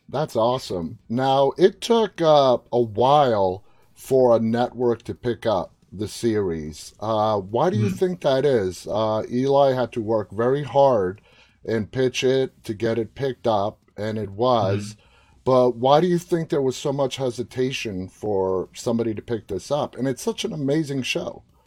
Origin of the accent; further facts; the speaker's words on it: New York City, New York, United States; now in Northern Virginia, United States; I'm from, born, raised in Queens